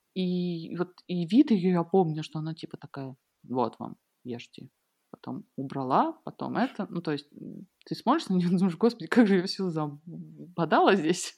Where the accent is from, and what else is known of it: Russia; moved away